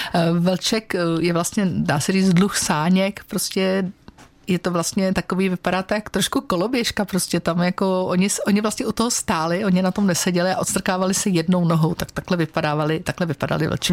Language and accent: Czech; Czechia; já jsem z Krkonož